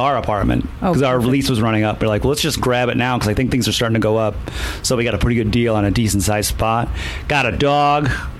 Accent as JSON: {"language": "English", "town": "Holly", "region": "Michigan", "country": "United States", "tie": "born or raised there", "also_born_or_lived": "Chicago, Illinois", "moved": "as an adult", "lives_now": "New York, United States", "said": "I grew up in Michigan, but I grew up like... south of Flint, but it's like back roads, dirt roads in the woods."}